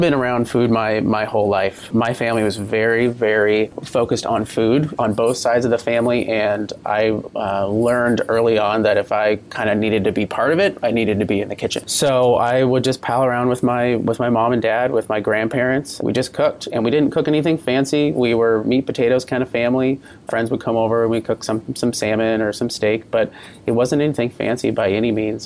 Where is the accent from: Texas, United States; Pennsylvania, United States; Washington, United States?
Washington, United States; Port Angeles; moved away as an adult; also born or lived in Midwest / Napa Valley, California; I grew up in Port Angeles, Washington, at the base of uh, the Olympic National Park